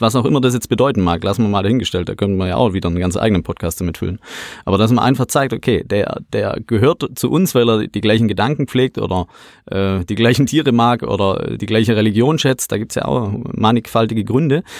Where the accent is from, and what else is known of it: Swabia, Baden-Württemberg, Germany; accent: Swabian